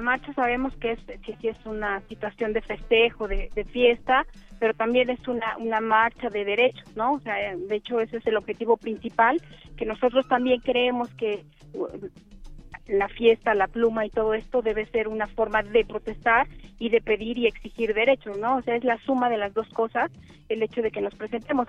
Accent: Mexico; nosotros somos mexicanos

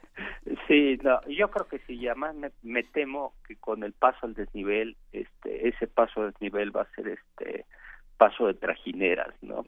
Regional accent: Mexico; los mexicanos peleamos como nunca y perdimos como siempre

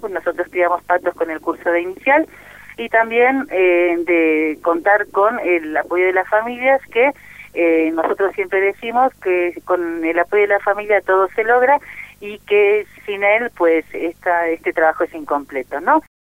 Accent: Bolivia; soy de Bolivia

